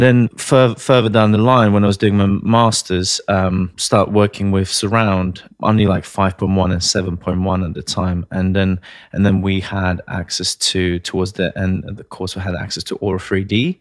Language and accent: English; Latvia; moved away; I'm originally from Latvia, one of the Baltic states